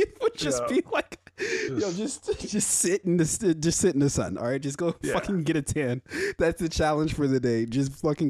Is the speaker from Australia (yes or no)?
no; Nigeria; Yes, I am fucking Nigerian.